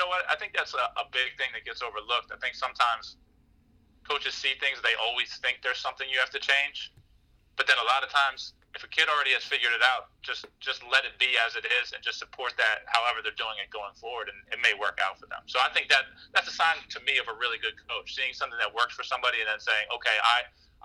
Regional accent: Harrisburg, Pennsylvania, United States; also born or lived in Philadelphia; born and raised in Harrisburg, Pennsylvania

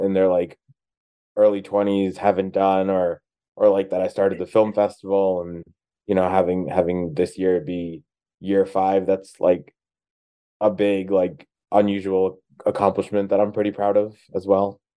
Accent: New Jersey, United States; moved away as an adult; now in Los Angeles, United States; I grew up in New Jersey, but I moved to uh, Los Angeles last year.

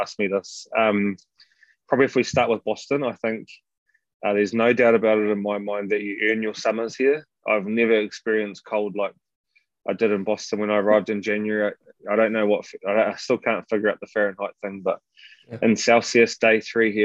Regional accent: New Zealand; accent: New Zealand; moved away as an adult; now in United States; I'm a New Zealander, which would be obvious in terms of my accent

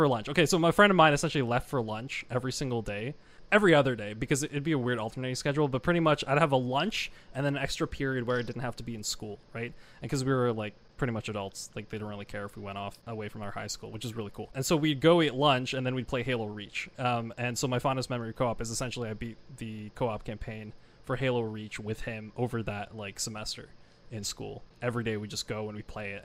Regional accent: Canada; I am not from America, no, I'm Canadian

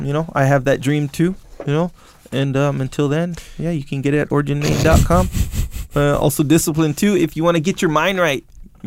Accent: Kauai, Hawaii, United States; And I'm from Kauai

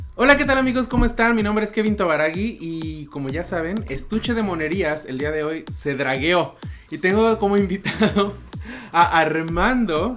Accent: Mexico; now in Vancouver, Canada; decimos mucho en México

